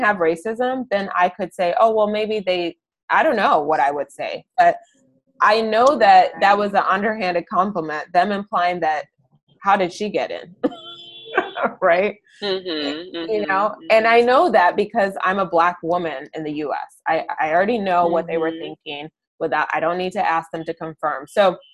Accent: Ann Arbor, Michigan, United States; I'm from Ann Arbor. I live in Ann Arbor again.

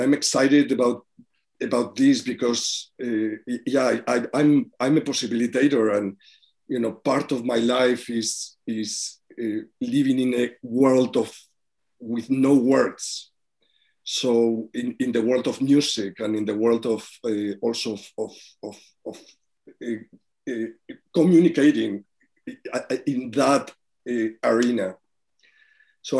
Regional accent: Spain; now in New York City, United States; I come from Spain, but I live in New York City.

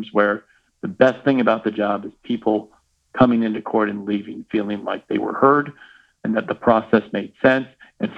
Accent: Kansas City, United States; I am from Kansas City

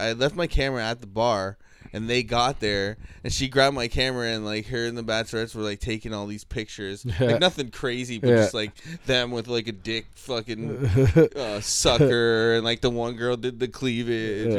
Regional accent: Calgary, Alberta, Canada; born there; I was born in Calgary.

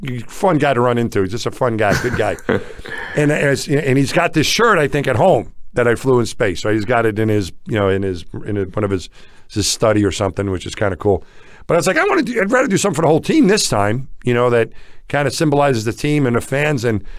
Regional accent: New York, United States; I felt more of an identifying with him as a New Yorker.

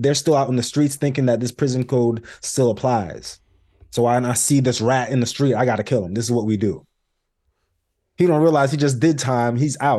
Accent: Lantana, Florida, United States; also born or lived in Lake Worth, Florida; I'm from Lantana. I could easily write my address and put Lake Worth, Florida, but I put Lantana, Florida, because I know where I'm at.

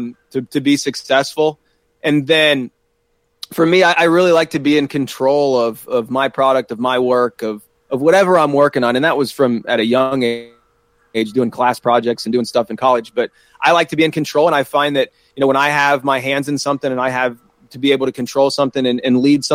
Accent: Columbus, Ohio, United States; moved away as an adult; also born or lived in South Carolina; now in Pittsburgh, United States; originally I'm from Columbus, Ohio

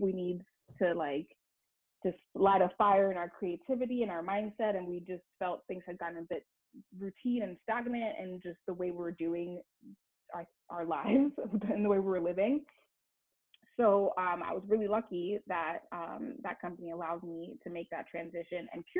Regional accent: Miami, Florida, United States; also born or lived in Montreal, Canada; I was born in Montreal, raised to Haitian parents. I moved to Miami when I was fairly young and moved back and forth for a while.

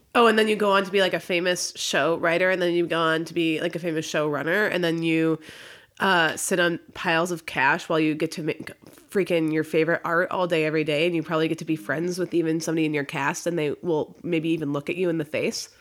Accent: Midwest, United States; I'm from the Midwest

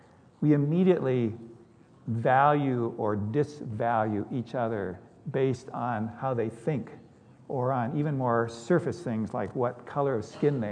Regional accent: Seattle, Washington, United States; I grew up in West Seattle. West Seattle prides itself on being a progressive and open community.

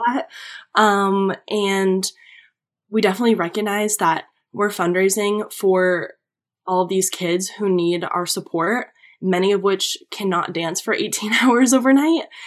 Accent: Manchester, New Hampshire, United States; moved away as an adult; now in Connecticut, United States; I grew up in New Hampshire

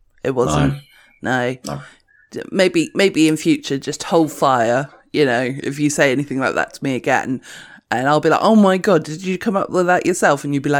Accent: United Kingdom; You know, I'm a British person, so I'm fine, is what I'm going to say from now on.

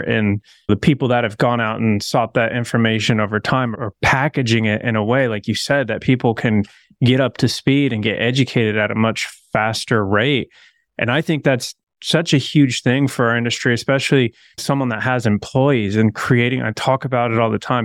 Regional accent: Coeur d'Alene, Idaho, United States; I'm from Coeur d'Alene, born and raised

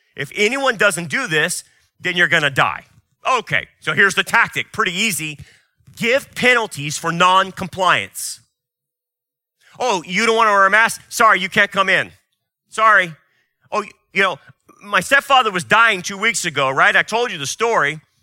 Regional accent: United States; As an American and as a biblicist, as a Christian

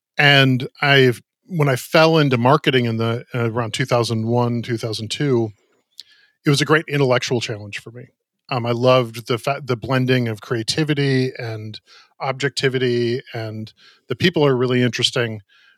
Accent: Minneapolis, Minnesota, United States; I grew up in Minneapolis, kind of straddling suburban life at a church and going to inner city high school.

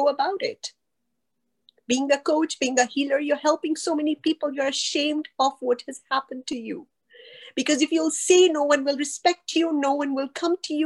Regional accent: Pakistan; moved away as an adult; also born or lived in Kenya; I grew up in Pakistan

